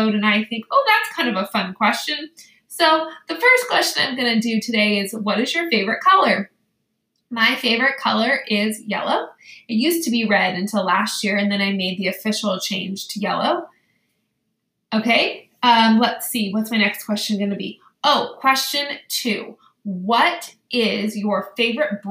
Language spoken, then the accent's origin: English; Danville, California, United States; also born or lived in Westlake, California; I grew up in Danville, California, and in Danville I had Mr. Dickieson, and then I lived in Westlake, and I had Mrs. Breslaw